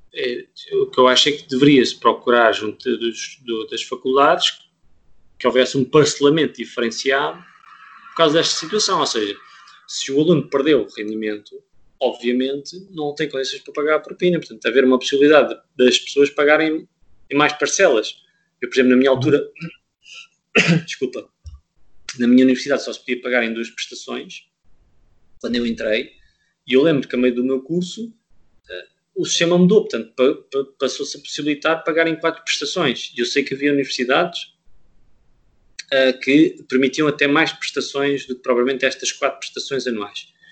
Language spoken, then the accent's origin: Portuguese; Portugal; eu era português